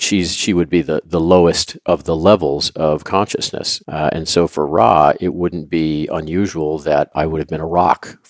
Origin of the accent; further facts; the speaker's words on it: Louisville, Kentucky, United States; I grew up in Louisville, Kentucky